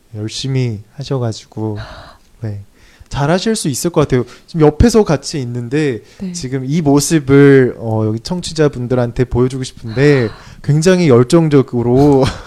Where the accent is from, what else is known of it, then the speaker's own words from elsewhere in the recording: South Korea; 한국 사람 입장에서